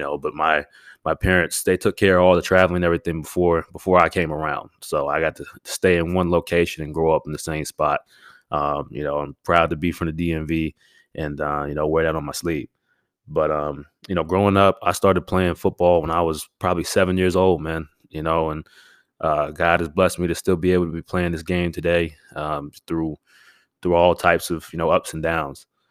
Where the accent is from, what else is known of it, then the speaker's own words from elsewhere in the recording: Stafford, Virginia, United States; I grew up uh, in Northern Virginia, uh, a town called Stafford